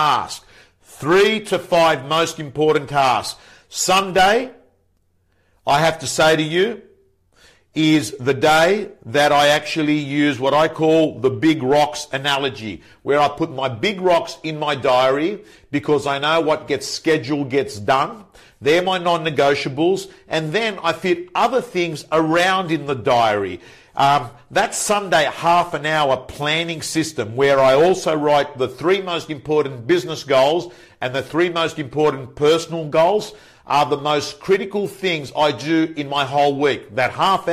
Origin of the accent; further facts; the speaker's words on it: Belmore, New South Wales, Australia; I was brought up in Belmore next to each other there, Belmore, Lakemba